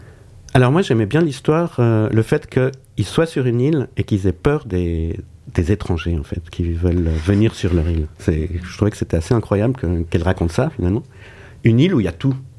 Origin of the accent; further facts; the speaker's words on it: Switzerland; je suis suisse